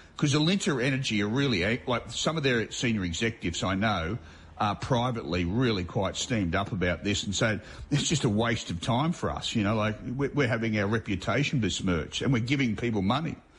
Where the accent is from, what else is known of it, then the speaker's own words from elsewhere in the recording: Queensland, Australia; as a Queenslander